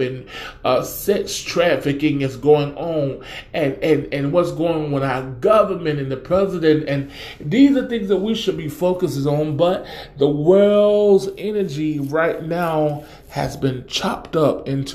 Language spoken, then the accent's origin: English; the South, United States; we country here, and I'm from the South, and we say Walmart's or Wally World